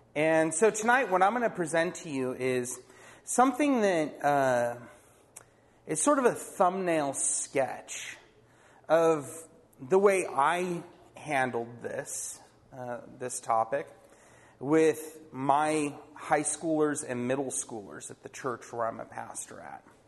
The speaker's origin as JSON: {"language": "English", "town": "Poway", "region": "California", "country": "United States", "tie": "born or raised there", "said": "I grew up in Poway"}